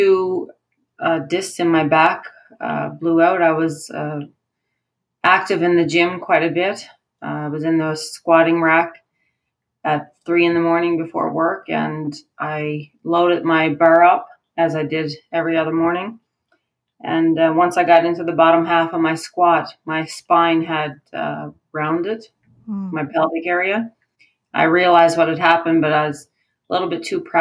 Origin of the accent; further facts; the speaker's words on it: Newfoundland and Labrador, Canada; moved away as an adult; now in Alberta, Canada; I moved to Alberta 17 years ago. I'm originally from Newfoundland.